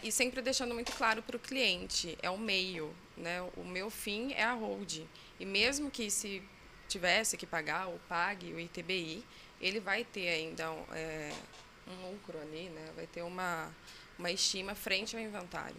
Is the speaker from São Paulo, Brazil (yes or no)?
no; Cuiabá, Mato Grosso, Brazil; sou de Cuiabá, Mato Grosso.